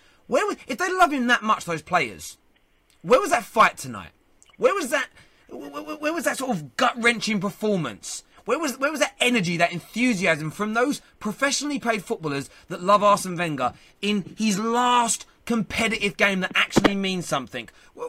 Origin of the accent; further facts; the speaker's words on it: London, United Kingdom; That's where I'm from. I'm from Leytonstone. Leytonstone boy sitting here.